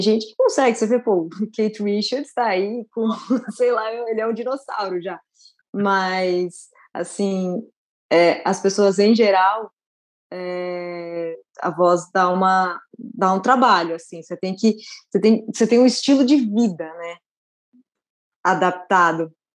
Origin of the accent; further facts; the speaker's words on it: São Paulo, Brazil; Eu sou de São Paulo, mas eu cresci, todas as minhas férias foram no interior.